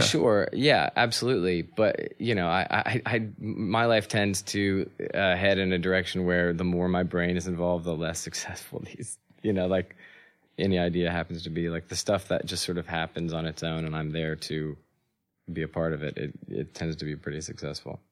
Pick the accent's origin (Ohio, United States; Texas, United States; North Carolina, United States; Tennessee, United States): North Carolina, United States; also born or lived in California; And then we settled in North Carolina